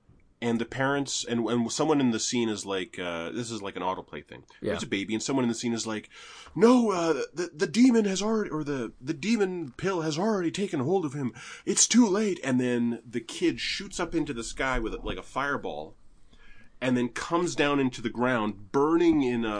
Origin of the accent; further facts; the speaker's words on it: Canada; I'm Canadian.